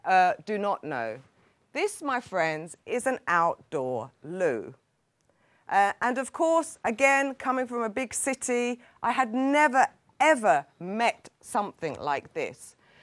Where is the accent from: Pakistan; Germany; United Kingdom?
United Kingdom; England; now in Sweden; although I'm English, my heart is here in Sweden.